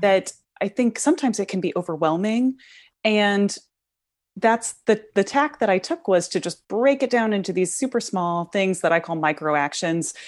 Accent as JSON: {"language": "English", "region": "Midwest", "country": "United States", "tie": "born or raised there", "said": "growing up in the Midwest"}